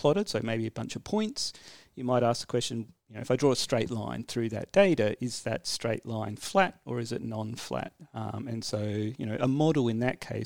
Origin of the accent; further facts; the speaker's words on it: Adelaide, South Australia, Australia; I grew up in Adelaide